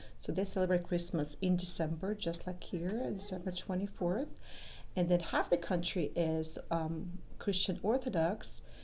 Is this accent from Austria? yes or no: no; Ukraine; now in United States; Yes, I am from Ukraine. That's a country in Eastern Europe. And I've been here in the States for a long time